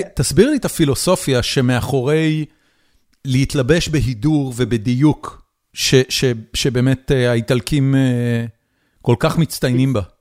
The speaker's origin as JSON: {"language": "Hebrew", "town": "Haifa", "region": "Haifa District", "country": "Israel", "tie": "born or raised there", "also_born_or_lived": "Tel Aviv", "moved": "as an adult", "said": "גדלתי בחיפה"}